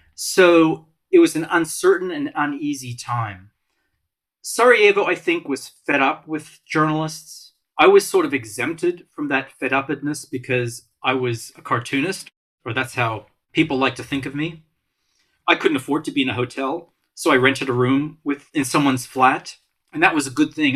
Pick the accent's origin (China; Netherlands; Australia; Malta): Malta; moved away; I came from Malta